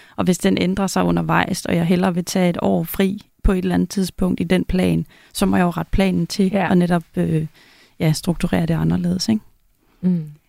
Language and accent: Danish; Denmark; moved away as an adult; now in Zealand, Denmark; jeg flyttede fra Jylland til, til Sjælland